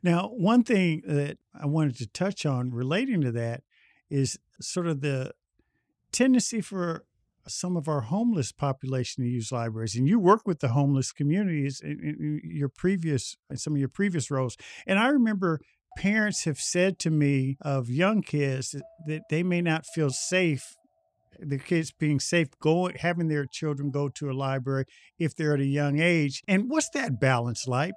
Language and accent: English; Indianapolis, Indiana, United States; I grew up in Indianapolis in the sixties and seventies